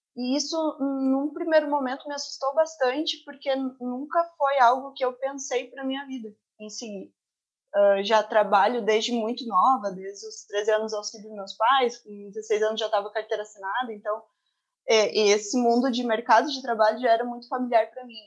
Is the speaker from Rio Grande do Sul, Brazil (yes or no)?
yes; Terra de Areia, Rio Grande do Sul, Brazil; Eu sou natural de Terra de Areia, que é uma cidade no litoral do Rio Grande do Sul